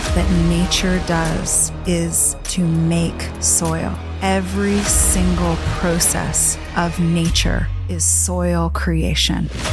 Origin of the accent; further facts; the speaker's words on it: Virginia, United States; also born or lived in Chicago area / British Columbia; now in Canada; I grew up in Virginia, so in the South in the seventies